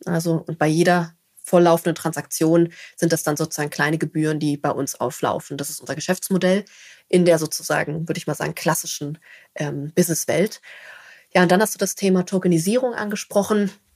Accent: Berlin, Germany; Also ich komme aus Berlin

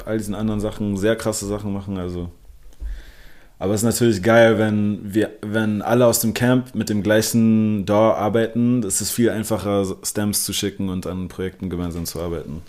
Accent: Berlin, Germany; first language English; German is a second language; Also ich bin gebürtiger Berliner und ja. lebe mein ganzes Leben hier. Also meine Muttersprache ist zwar Englisch, aber Deutsch folgte so okay. dicht dahinter

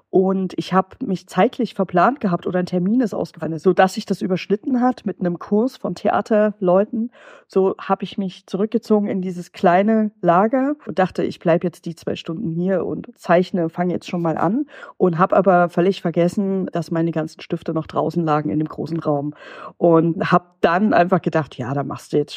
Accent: Jena, Thuringia, Germany; und ich komme ursprünglich aus Thüringen und da ist es echt schwierig. Also Jena, wo ich herkomme, wirklich was mit Kunst zu machen.

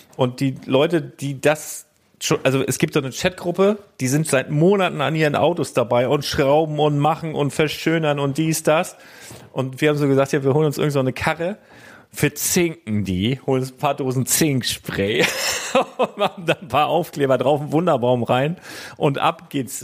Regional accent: Germany; ich komme aus Deutschland

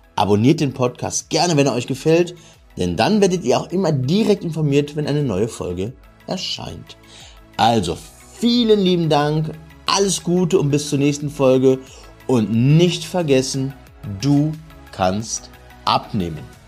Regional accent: Cologne, North Rhine-Westphalia, Germany; wir sind ja aus dem Kölner, Kölner Raum

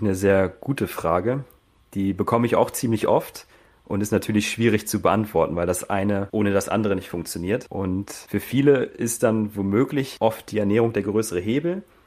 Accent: Hanover, Lower Saxony, Germany; moved away as an adult; also born or lived in Burgdorf / Hildesheim; now in Austria; Komme ursprünglich aus Hannover, Hildesheim und bin jetzt im Oktober nach Österreich ausgewandert

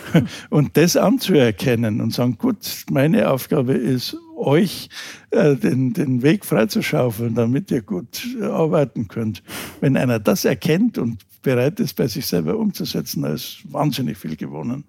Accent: Germany; uns Deutschen

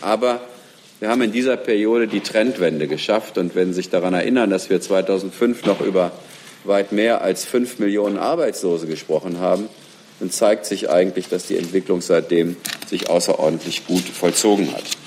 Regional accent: Germany; wir als Deutsche

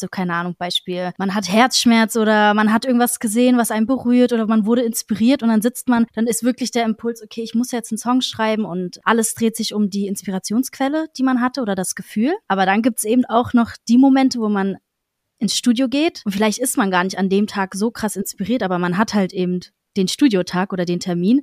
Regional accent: Berlin, Germany; bin aus Berlin und mache Musik

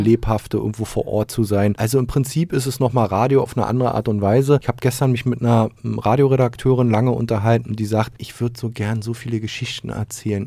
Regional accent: Berlin, Germany; moved away as an adult; also born or lived in Magdeburg; als Berliner

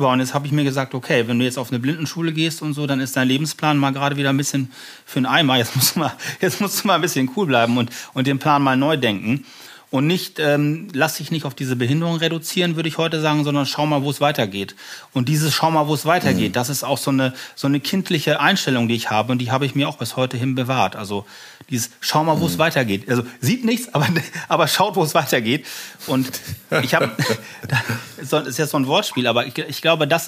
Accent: Germany; Mein Vater kam aus Sri Lanka und deswegen habe ich diesen sehr ungewöhnlichen Namen. Aber ich bin hier in Deutschland geboren und groß geworden. Meine Mutter ist deutsch, ja. Vater aus Asien.

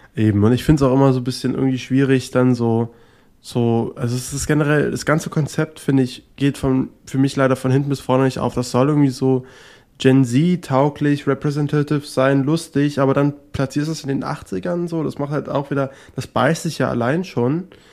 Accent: near Potsdam, Brandenburg, Germany; ich bin da ganz in der Nähe aufgewachsen. Das ist da in der Nähe von Potsdam und genau da ähm, ist auch mein kleiner Heimatort

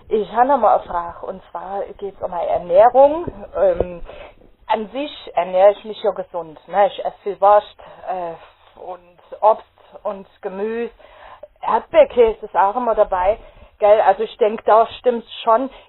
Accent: Rheinhessen, Rhineland-Palatinate, Germany; jetzt komme ich aus Reihesse und da ist es ja normal, ne, dass du Woll trinkst.

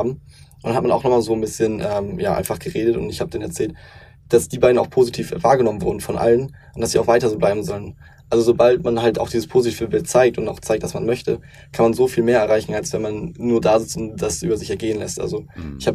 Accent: Lower Saxony, Germany; also ich komme aus Niedersachsen, 13 Jahre dann zur Schule gegangen sind

